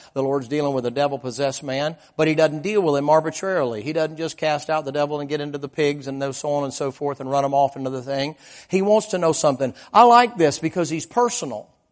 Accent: the South, United States; I was raised in the South.

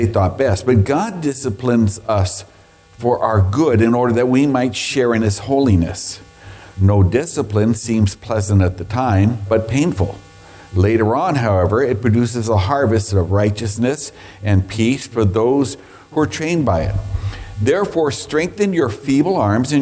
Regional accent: Scotland, United Kingdom; I'm Scottish

